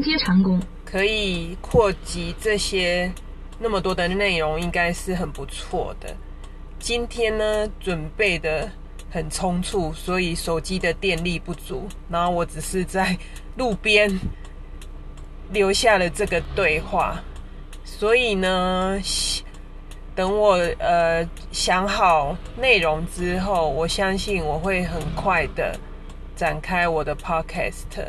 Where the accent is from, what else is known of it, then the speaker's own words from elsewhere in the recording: Taichung, Taiwan; 我来自台中